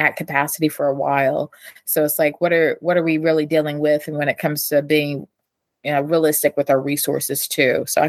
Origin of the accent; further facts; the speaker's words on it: East Tennessee, United States; now in Kentucky, United States; I'm Appalachian. I grew up in East Tennessee, and I come from the volunteer state